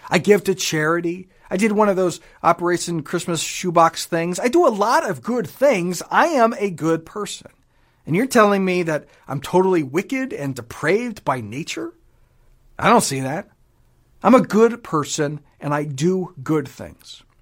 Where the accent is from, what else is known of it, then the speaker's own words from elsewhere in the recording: Japan; I grew up in Japan, spent many years there. I don't speak a lick of it.